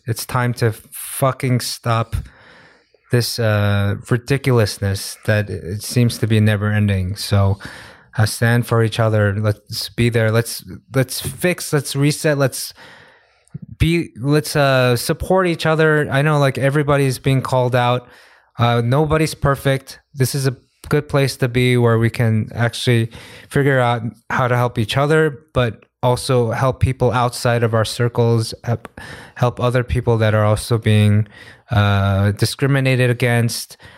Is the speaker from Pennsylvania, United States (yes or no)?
no; New York, United States; now in Korea; New York, I'm from New York